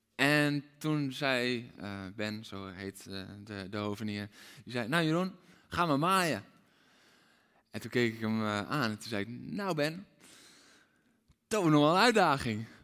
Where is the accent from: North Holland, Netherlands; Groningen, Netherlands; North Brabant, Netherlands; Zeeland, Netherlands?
North Holland, Netherlands; Aalsmeer; Ik ben opgegroeid in Aalsmeer.